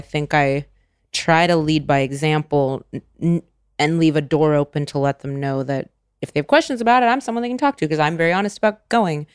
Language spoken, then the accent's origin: English; California, United States; I grew up in California